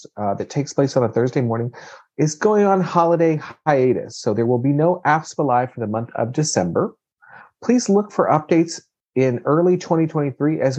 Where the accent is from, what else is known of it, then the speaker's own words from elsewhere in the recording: Kentucky, United States; we're from Kentucky